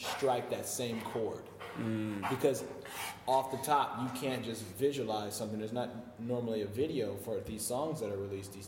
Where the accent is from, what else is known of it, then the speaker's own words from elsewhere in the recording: Chicago, Illinois, United States; moved away; also born or lived in Flint, Michigan / Philadelphia, Pennsylvania; I used to live in Chicago. I grew up in Chicago